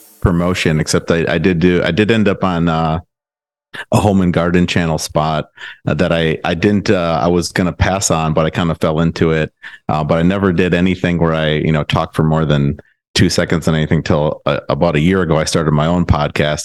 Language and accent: English; Milwaukee, Wisconsin, United States; moved away as an adult; also born or lived in Madison, Wisconsin / Chicago, Illinois; now in Austin, United States; I'm from the Milwaukee area, went to high school there, went to college at UW-Madison